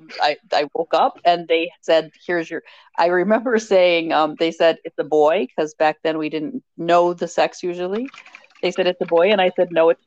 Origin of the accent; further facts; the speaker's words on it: Minneapolis, Minnesota, United States; I still live in the Twin Cities in Minnesota, Minneapolis area. Grew up the oldest of 5 kids